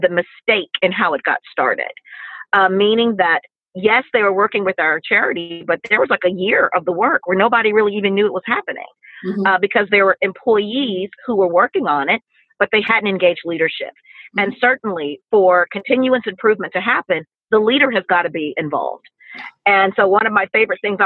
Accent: Mississippi, United States; we're from the South, we're from Mississippi

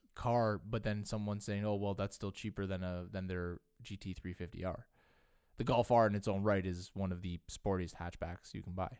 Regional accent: Canada; we're also Canadian and we're content creators

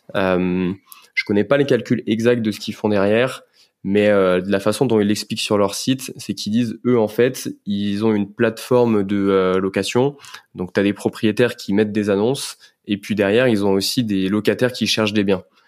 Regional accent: Lyon, Auvergne-Rhône-Alpes, France; moved away as an adult; now in Paris, France; je suis lyonnais d'origine

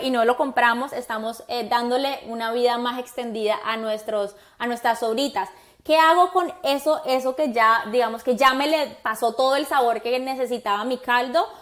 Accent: Colombia; now in Miami, United States; como buena colombiana

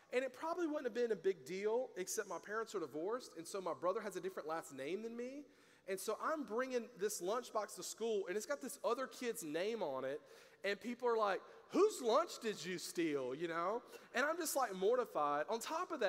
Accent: the South, United States; I grew up in the South.

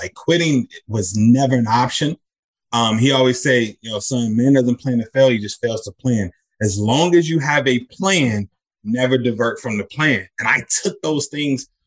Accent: Chicago, Illinois, United States; I'm from Chicago

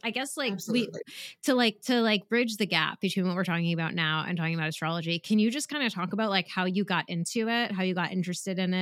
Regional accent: New England, United States; I'm from New England

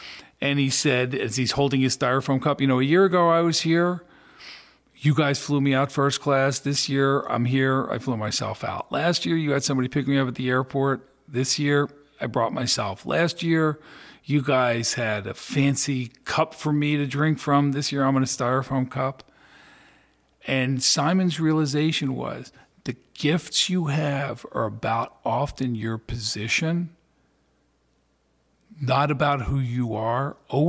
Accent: Philadelphia, Pennsylvania, United States; Yeah, it had its moments, but I have some of the greatest friends and some of the greatest memories from being there.

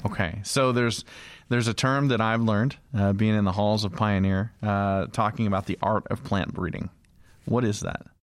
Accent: Idaho, United States; I come from Idaho. I have a small farm

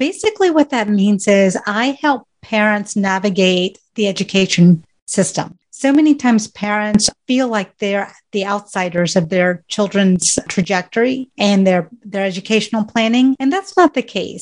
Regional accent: rural Georgia, United States; raised in Georgia

